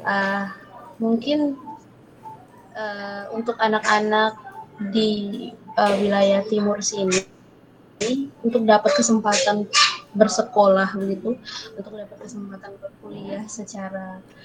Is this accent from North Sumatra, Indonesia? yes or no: no; Maumere, East Nusa Tenggara, Indonesia; moved away as an adult; also born or lived in Surabaya; saya pilihnya waktu itu di uh, salah satu media lokal di Maumere